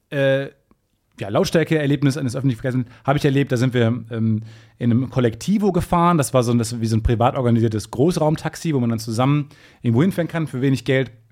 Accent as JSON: {"language": "German", "country": "Germany", "said": "Ich bin als Deutscher nach Peru gereist"}